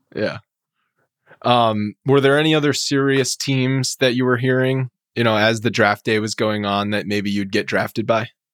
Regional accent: New England, United States; moved away; I'm from New England originally

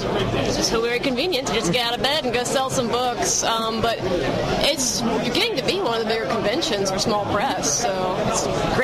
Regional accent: Baton Rouge, Louisiana, United States; moved away; I'm originally from Baton Rouge, Louisiana.

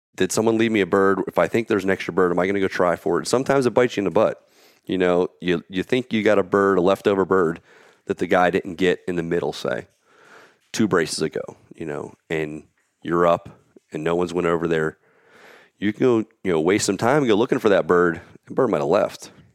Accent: Pennsylvania, United States; I'm from Pennsylvania.

